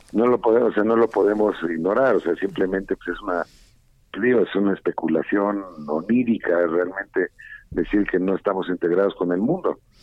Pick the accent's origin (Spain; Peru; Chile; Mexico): Mexico